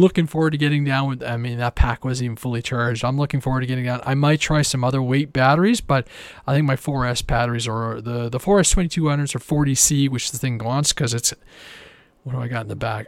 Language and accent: English; Canada; I'm Canadian